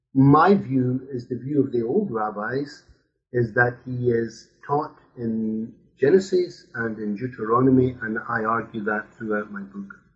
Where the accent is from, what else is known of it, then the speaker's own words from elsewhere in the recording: Scotland, United Kingdom; now in Brussels, Belgium; I'm Scottish. I grew up in Scotland